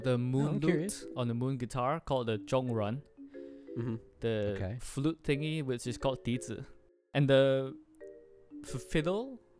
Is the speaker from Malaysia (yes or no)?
yes; Malaysia; I'm from Malaysia. I'm half Chinese and half Filipino.